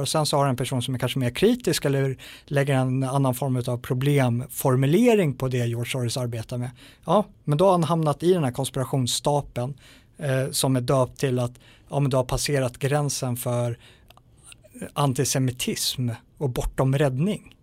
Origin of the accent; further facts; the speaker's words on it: Sweden; som svensk